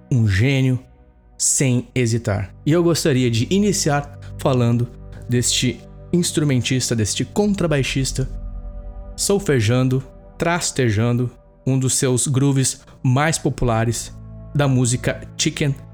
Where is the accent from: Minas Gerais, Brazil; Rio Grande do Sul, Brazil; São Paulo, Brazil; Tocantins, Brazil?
Rio Grande do Sul, Brazil; Campo Bom; … na minha cidade natal de Campo Bom, no Vale dos Sinos.